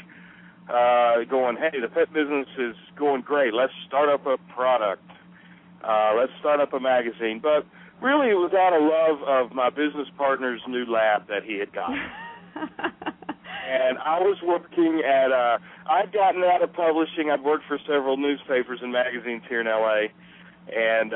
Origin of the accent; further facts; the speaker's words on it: the South, United States; accent: southern; also born or lived in Charlotte, North Carolina; now in Los Angeles, United States; my southern accent